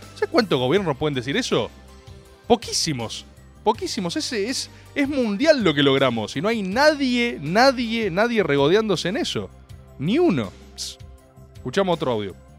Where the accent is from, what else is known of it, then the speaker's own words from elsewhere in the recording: Argentina; como compatriotas, como argentinos